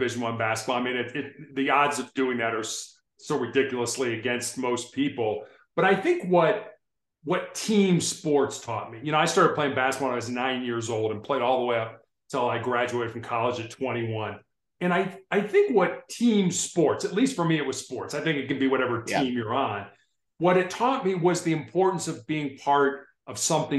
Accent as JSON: {"language": "English", "town": "Chicago", "region": "Illinois", "country": "United States", "tie": "born or raised there", "said": "when I was growing up in Chicago"}